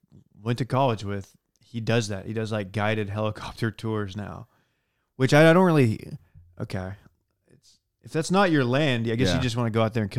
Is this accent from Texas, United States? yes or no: yes; Texas, United States; As a native, I guess I'm not a native Texan, but as a Texan, I feel like it's incumbent upon me to like understand the dangers of the feral hog.